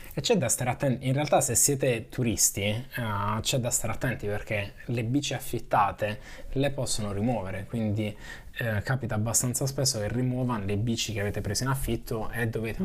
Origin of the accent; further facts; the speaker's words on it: Italy; moved away as an adult; now in Netherlands; sono cresciuto in Italia